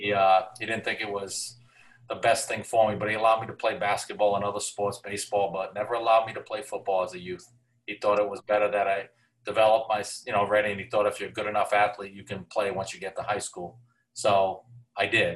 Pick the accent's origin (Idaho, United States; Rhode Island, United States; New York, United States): Rhode Island, United States; Cranston; also born or lived in Johnston, Rhode Island; I grew up around Cranston East football, you know, probably, you know, five and six years old